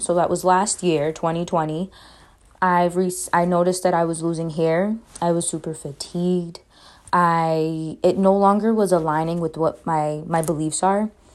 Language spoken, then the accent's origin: English; Boston, Massachusetts, United States; I'm from Boston, Mass.